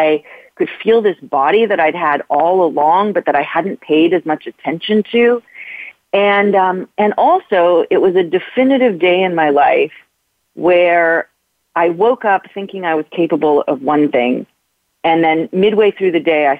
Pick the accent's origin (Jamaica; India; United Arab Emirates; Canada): Canada; moved away as an adult; now in New York City, United States; when I moved to New York from Canada, where I grew up